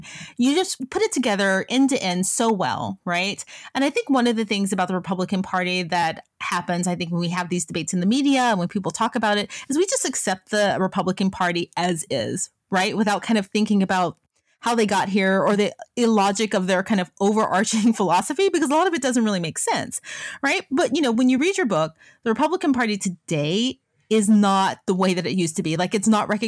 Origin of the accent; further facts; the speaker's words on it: Memphis, Tennessee, United States; I'm from Memphis, Tennessee